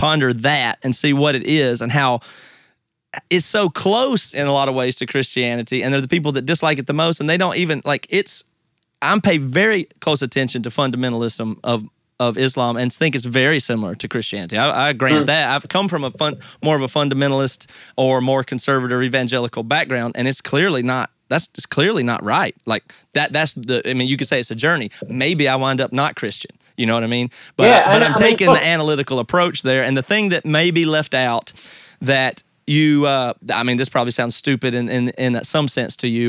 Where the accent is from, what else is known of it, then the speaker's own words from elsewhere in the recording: United States; I grew up in America